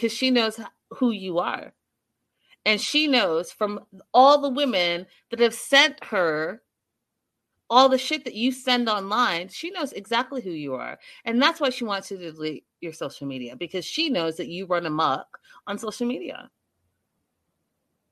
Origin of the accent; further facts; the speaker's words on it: Vancouver, British Columbia, Canada; yes, I am from Vancouver.